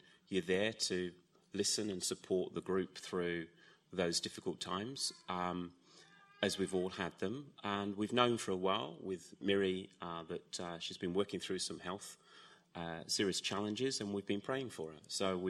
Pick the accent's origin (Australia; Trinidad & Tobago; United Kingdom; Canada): United Kingdom; England; Yep, so we came 5 years ago from England, and 4 years ago you came out and saw me